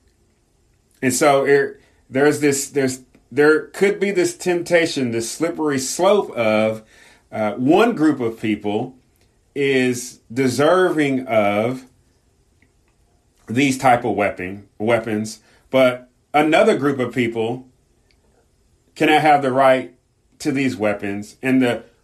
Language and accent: English; Southern California, United States; growing up in Southern California, especially during the late 80s and 90s